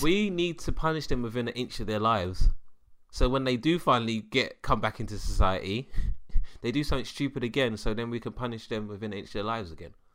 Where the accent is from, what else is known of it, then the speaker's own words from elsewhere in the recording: London, United Kingdom; I'm a Londoner.